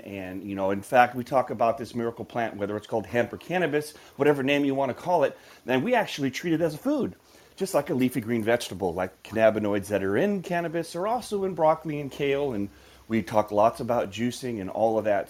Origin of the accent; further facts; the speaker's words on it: Midwest, United States; I grew up in the Midwest